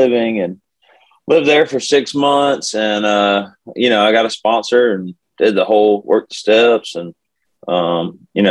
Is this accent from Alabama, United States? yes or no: yes; Birmingham, Alabama, United States; moved away as an adult; now in Nashville, United States; I live in Nashville, and I'm originally from Birmingham, Alabama